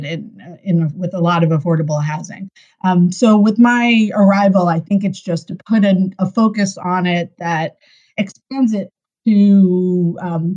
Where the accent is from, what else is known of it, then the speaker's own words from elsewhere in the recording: New York City, New York, United States; also born or lived in Boston; I grew up in Manhattan. I moved to Brooklyn a couple of decades ago. But I'm a lifelong New Yorker.